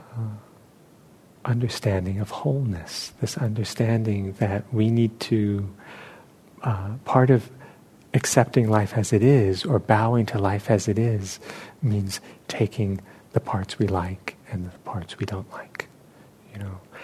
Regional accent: New York City, New York, United States; moved away; where I grew up in New York City

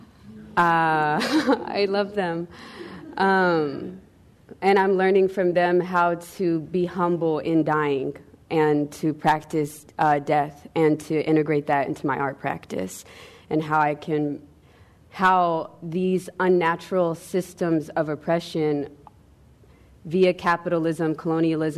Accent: Atlanta, Georgia, United States; I'm from Atlanta, Georgia

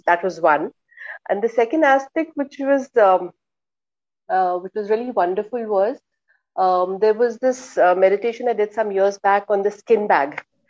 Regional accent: India; moved away; And I'm from India. So actually, we grew up with a lot of these stories from the Jataka tales. So as children, we read a lot of these stories.

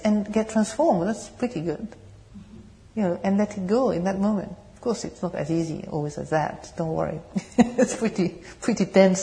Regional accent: France; accent: French accent with English, British tone; English is a second language; moved away; also born or lived in England; my French accent and English, British tone

